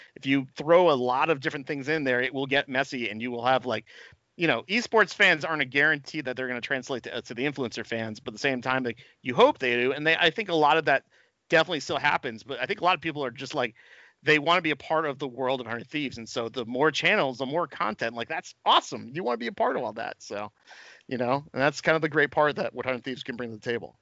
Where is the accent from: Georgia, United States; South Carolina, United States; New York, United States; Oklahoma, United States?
New York, United States; I'm like a New Yorker guy